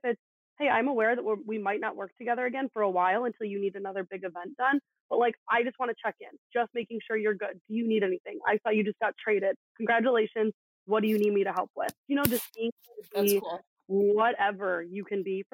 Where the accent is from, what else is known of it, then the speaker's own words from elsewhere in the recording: Chicago, Illinois, United States; growing up in Chicago